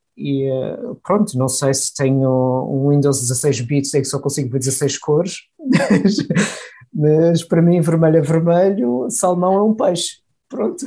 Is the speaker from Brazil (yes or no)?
no; Portugal; moved away as an adult; also born or lived in Porto / Heidelberg, Germany; now in Germany; eu nasci em Portugal, sou português